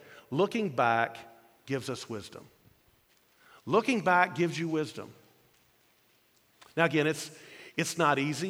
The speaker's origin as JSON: {"language": "English", "town": "Louisville", "region": "Kentucky", "country": "United States", "tie": "born or raised there", "said": "I grew up in Louisville, Kentucky"}